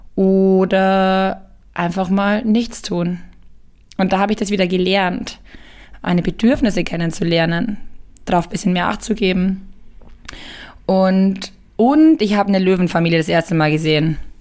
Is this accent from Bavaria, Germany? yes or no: yes; Ingolstadt, Bavaria, Germany; also born or lived in Bayreuth; Ich habe hier mein Abi gemacht in Ingolstadt